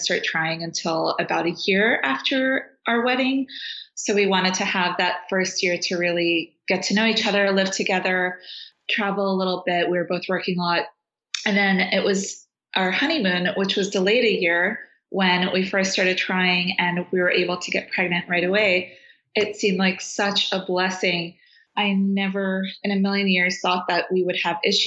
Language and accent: English; Afghanistan; also born or lived in Washington, D.C., United States / New York, United States; now in California, United States; I'm from Afghanistan, but my mom is Uzbek and Russian, and my dad is Afghan and Syrian of descent